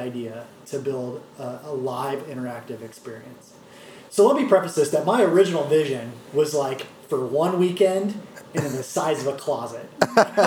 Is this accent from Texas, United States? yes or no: no; Omaha, Nebraska, United States; I'm from Omaha, so I know some people around town.